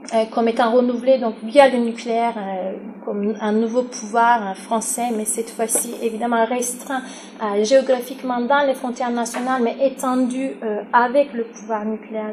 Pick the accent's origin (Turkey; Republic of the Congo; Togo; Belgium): Turkey; now in France; pour la Turquie qui est mon pays d'origine